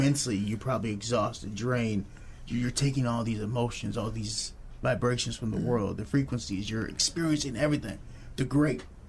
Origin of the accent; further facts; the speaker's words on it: Chicago, Illinois, United States; now in Peoria, United States; I grew up in like Pilsen, Bridgeport area in Chicago